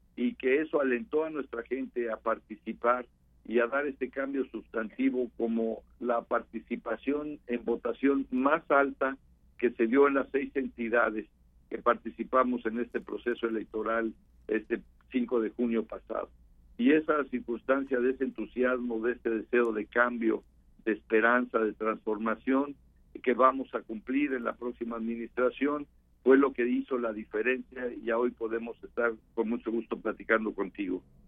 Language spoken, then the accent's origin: Spanish; Mexico; todos somos mexicanos